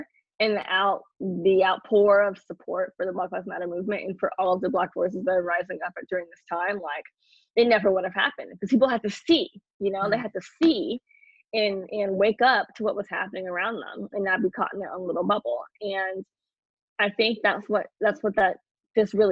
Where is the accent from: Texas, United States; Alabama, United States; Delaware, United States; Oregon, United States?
Texas, United States; Houston; I'm from Third Ward, Houston, Texas